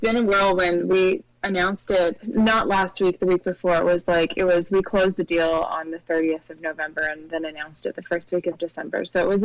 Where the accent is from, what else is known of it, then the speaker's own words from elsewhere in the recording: Edmonton, Alberta, Canada; also born or lived in London; now in New York, United States; I grew up in a little place called Edmonton, which is one of the largest, most northern cities in Canada